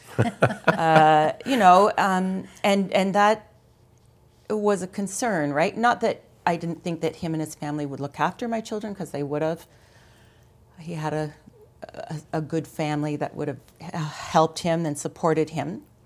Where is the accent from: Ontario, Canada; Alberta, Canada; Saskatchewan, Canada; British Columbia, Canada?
Ontario, Canada; London; also born or lived in Mont-Tremblant, Quebec; now in Ottawa, Canada; I, I'm from Ontario. I grew up in London. I, uh, lived in London for, you know, until I was twenty-three.